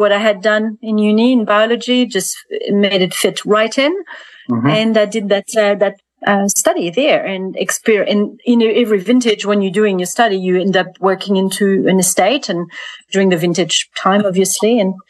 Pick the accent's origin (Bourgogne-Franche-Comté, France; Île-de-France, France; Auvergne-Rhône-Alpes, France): Bourgogne-Franche-Comté, France; between Burgundy and Franche-Comté; moved away as an adult; now in Central Otago, New Zealand; I grew up in France, obviously. So between Burgundy and Franche-Comté, which is where the Jura region is part of. So between those two regions, I was really introduced to wine quite early on.